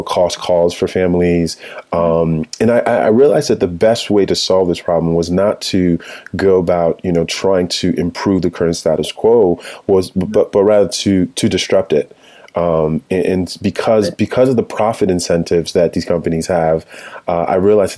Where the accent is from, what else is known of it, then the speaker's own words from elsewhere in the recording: Connecticut, United States; also born or lived in Chicago, Illinois / Nigeria; my family moved to Connecticut, where we've lived